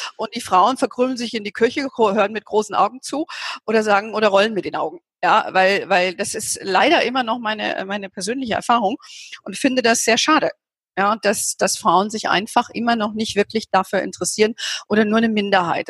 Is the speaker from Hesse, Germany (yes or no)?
yes; Hesse, Germany; now in Bavaria, Germany; ich bin ja lebe ja hier in Bayern und komme ja gebürtig aus Hessen.